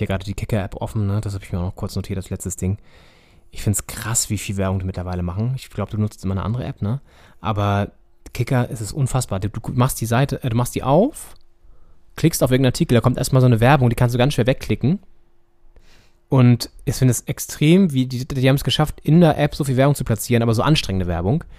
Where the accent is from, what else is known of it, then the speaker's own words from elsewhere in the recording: Northern Germany, Germany; wir haben natürlich als Norddeutsche